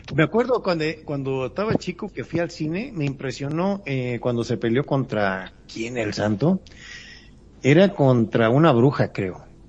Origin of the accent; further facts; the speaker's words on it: Mexico; como buenos mexicanos